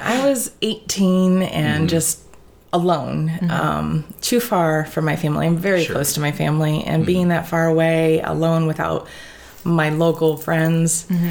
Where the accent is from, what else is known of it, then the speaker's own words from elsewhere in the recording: Tiffin, Ohio, United States; also born or lived in Toledo, Ohio; I'm actually born and raised in Tiffin, Ohio.